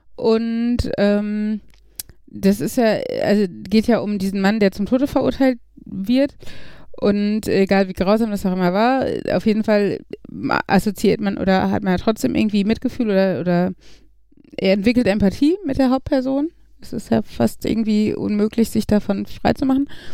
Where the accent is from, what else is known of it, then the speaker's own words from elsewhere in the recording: Gladbeck, North Rhine-Westphalia, Germany; bei uns in Gladbeck